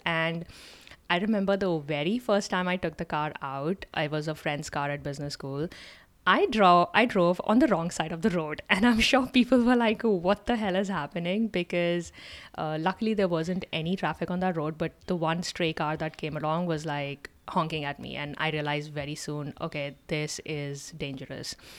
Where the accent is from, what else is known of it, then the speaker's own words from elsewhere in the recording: India; moved away as an adult; now in United States; growing up in India